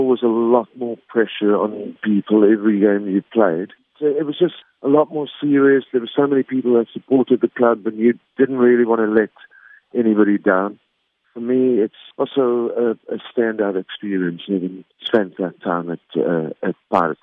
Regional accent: Pretoria, Gauteng, South Africa; I was born in Pretoria

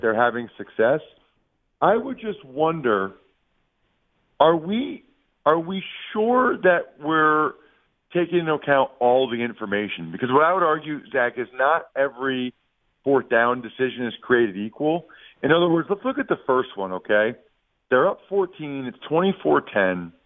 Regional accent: Wyomissing, Pennsylvania, United States; … is from my hometown, the really small hometown, believe it or not. It's called Wyomissing, Pennsylvania an hour west of of Philly

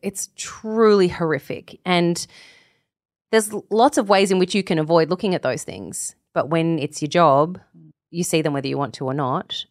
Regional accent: Australia; As an Australian

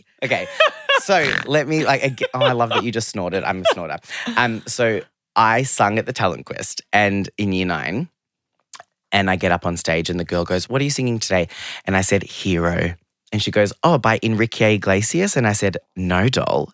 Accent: Geelong, Victoria, Australia; English is a second language; also born or lived in London; I grew up in Geelong, which I love.

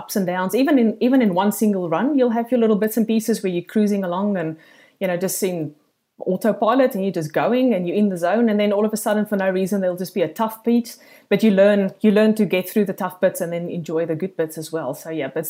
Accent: South Africa; accent: South African; moved away as an adult; now in Gold Coast, Australia; I'm an expat from South Africa, as you can hear by this thick accent.

